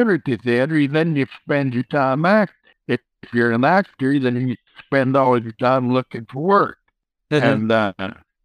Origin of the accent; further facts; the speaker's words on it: West Texas, United States; growing up in West Texas